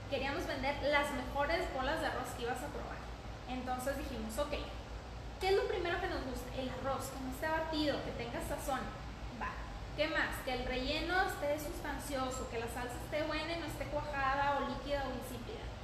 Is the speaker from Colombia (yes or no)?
no; Chihuahua, Mexico; moved away as an adult; now in Ciudad Juárez, Mexico; tengo 30 años, soy de Chihuahua, Chihuahua, tengo dos años viviendo en Juárez, me casé y me vine a vivir a, Juárez.